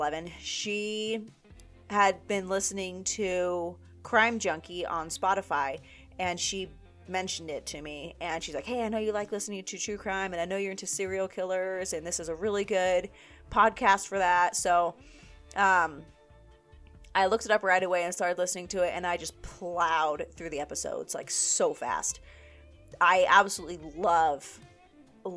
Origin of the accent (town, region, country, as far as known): Las Vegas, Nevada, United States; born or raised there